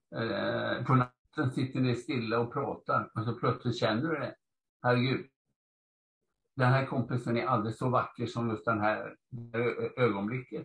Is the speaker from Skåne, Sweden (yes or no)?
no; Gothenburg, Västra Götaland, Sweden; moved away; also born or lived in Stockholm; Jag är uppvuxen i Göteborg